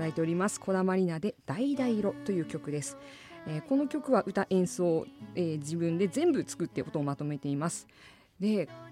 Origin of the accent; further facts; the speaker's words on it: Asahikawa, Hokkaido, Japan; 私は旭川というところ出身なんですけれども